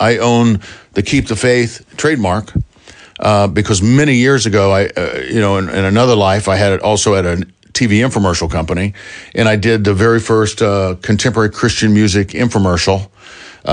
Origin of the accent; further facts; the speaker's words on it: Columbus, Ohio, United States; also born or lived in Los Angeles; now in Nashville, United States; my hometown of Columbus, Ohio.